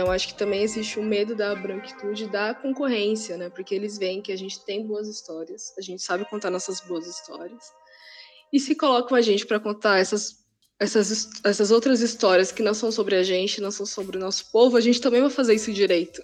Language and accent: Portuguese; São Paulo, Brazil; eu sou de São Paulo, eu sou uma pessoa da periferia